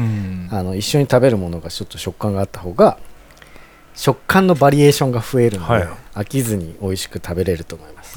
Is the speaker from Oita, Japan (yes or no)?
no; Hyogo, Japan; 僕、もともと兵庫出身なので